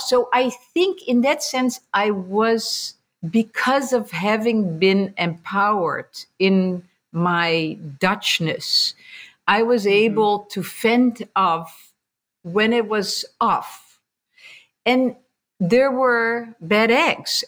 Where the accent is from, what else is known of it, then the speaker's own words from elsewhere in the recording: Netherlands; moved away as an adult; also born or lived in America; now in United States; growing up in Holland, um, born and raised